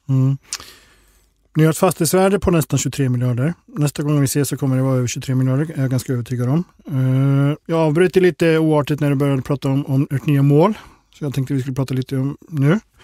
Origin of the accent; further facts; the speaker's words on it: Gothenburg, Västra Götaland, Sweden; som göteborgare